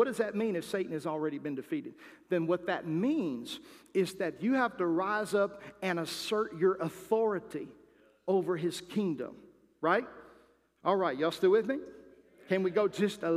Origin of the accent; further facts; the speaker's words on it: United States; As American people and as Christians